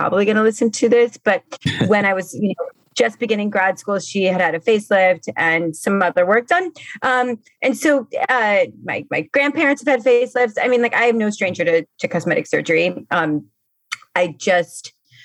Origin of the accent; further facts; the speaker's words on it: Miami, Florida, United States; now in New Orleans, United States; I grew up in Miami.